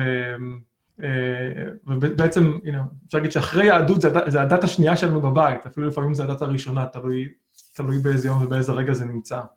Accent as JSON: {"language": "Hebrew", "town": "Beersheba", "region": "Southern District", "country": "Israel", "tie": "born or raised there", "moved": "as an adult", "lives_now": "United States", "said": "גדלתי בבאר שבע"}